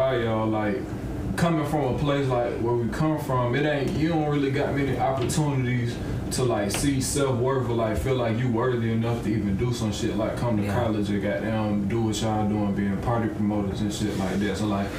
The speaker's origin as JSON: {"language": "English", "region": "Georgia", "country": "United States", "said": "Yeah, boy, I'm from Georgia, too, man."}